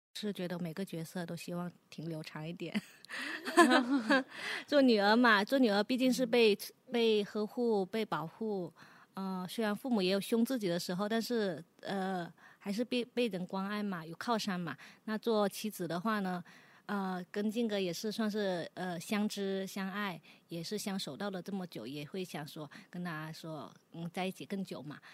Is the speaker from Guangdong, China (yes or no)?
yes; Guangdong, China; 因为我上了年纪吧，我或者说我们是广东的女孩子，潮汕女孩子